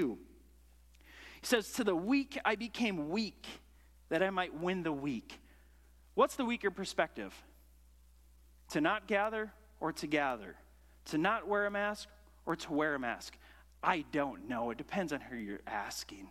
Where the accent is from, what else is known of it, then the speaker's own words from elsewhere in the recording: United States; I grew up in America